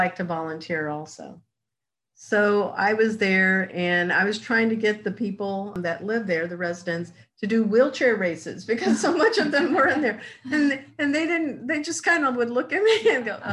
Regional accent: Medicine Lodge, Kansas, United States; also born or lived in Wichita, Kansas; Medicine Lodge, Kansas.

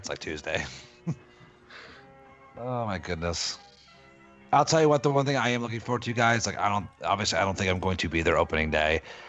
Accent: New Jersey, United States; born or raised there

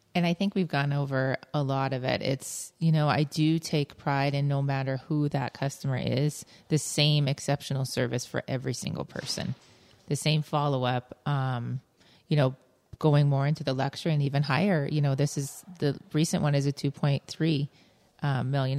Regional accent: Lakewood, Colorado, United States; I grew up in Lakewood

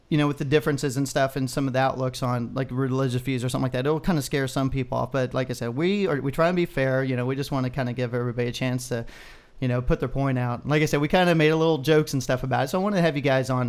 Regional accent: Texas, United States; as a Texan

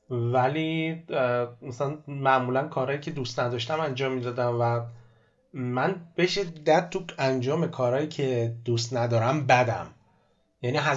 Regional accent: Abadan, Khuzestan, Iran; من آبادانی هستم

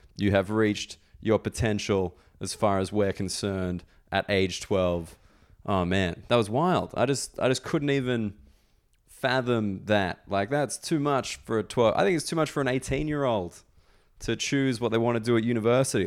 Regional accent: Australia; moved away; I'm Australian

